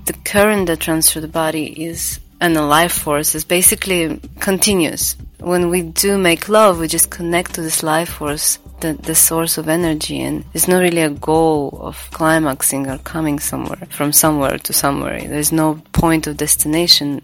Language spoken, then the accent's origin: English; Latvia; now in Bali, Indonesia; I was born in Latvia. I do not live there since uh, a long while. I live in Bali